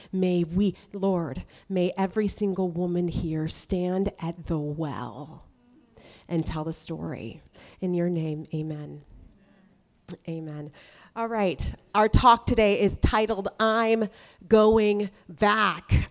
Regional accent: United States; now I'm American

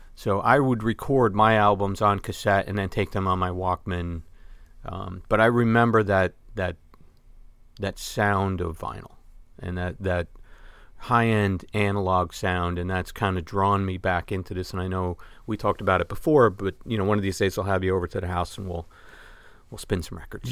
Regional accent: Vermont, United States; growing up in Vermont, we were very close to Canada.

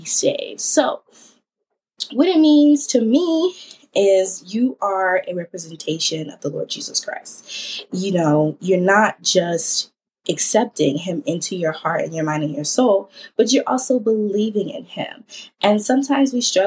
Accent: Ohio, United States; I am from the Ohio. Yes, Ohio, if you know me. And I am a 24-year-old journalist here in the Columbus area.

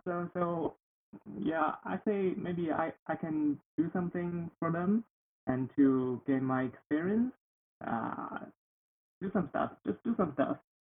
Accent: Heilongjiang, China; English is a second language; my hometown is uh, located uh, in the northeast part of China. Uh-huh. Uh, so we we call it Heilongjiang Province

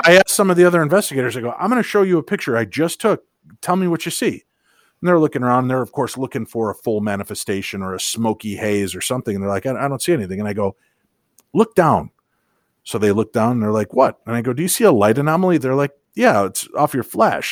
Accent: Illinois, United States; I grew up in Illinois, so I had seen lightning bugs before

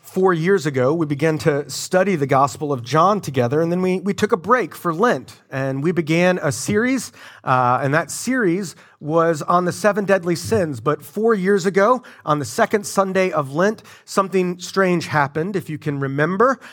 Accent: Florida, United States; I'm from Florida

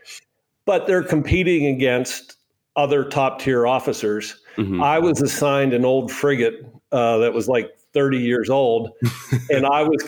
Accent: Altoona, Pennsylvania, United States; moved away as an adult; also born or lived in Annapolis, Maryland; now in Miami Beach, United States; I'm from Altoona, Pennsylvania, and I played football.

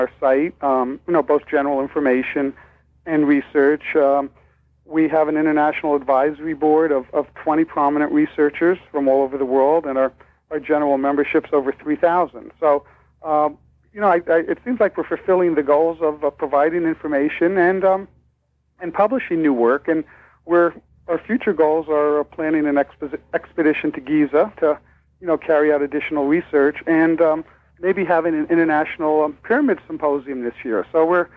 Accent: New York, United States; now in Minnesota, United States; I'm originally from actually New York, and I'm currently living in Minnesota.

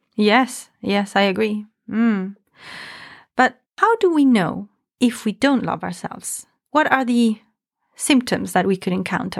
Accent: Italy; I'm from Italy, where there is quite a patriarchy

